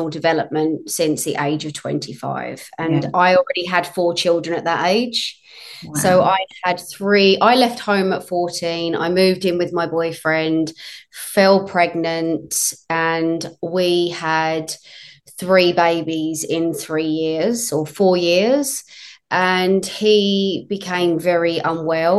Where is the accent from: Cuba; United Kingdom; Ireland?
United Kingdom; moved away; I'm from the UK originally